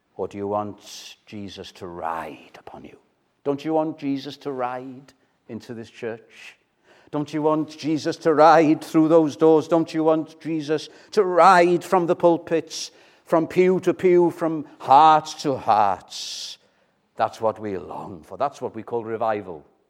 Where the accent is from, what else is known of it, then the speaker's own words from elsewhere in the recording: Chepstow, Wales, United Kingdom; I grew up in Chepstow